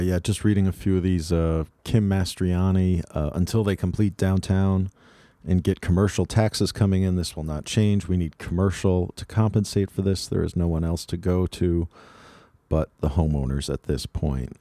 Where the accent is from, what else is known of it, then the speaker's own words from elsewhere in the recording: Half Moon Bay, California, United States; also born or lived in Palo Alto, California; we were from Half Moon Bay